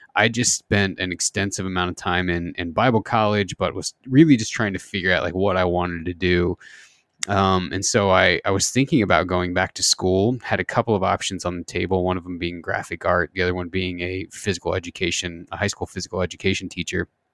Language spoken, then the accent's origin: English; southern Indiana, United States; I grew up in the Midwest, uh, in, in, Indiana, southern Indiana